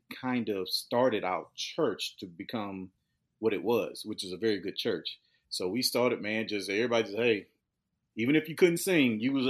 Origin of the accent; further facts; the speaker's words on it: Humble, Texas, United States; I grew up in Humble, in a small, neighborhood called Bordersville, Texas. It's very, very small, known back in the day to have a sawmill, predominantly African-Americans.